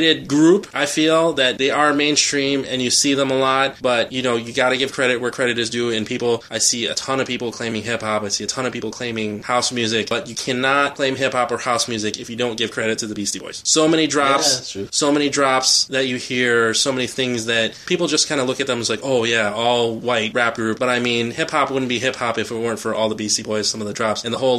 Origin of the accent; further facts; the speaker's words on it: Philippines; I kind of have to support the … because I'm Filipino, they're Filipino